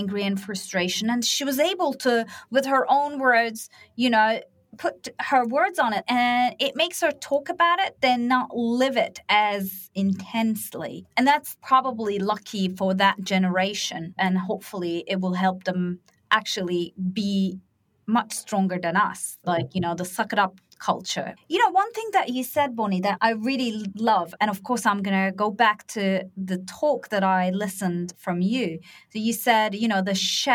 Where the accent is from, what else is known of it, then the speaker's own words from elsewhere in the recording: Turkey; moved away; I'm from Turkey